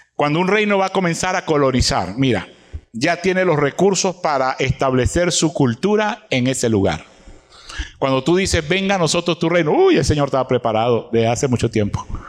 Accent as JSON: {"language": "Spanish", "country": "Venezuela", "said": "nosotros los venezolanos"}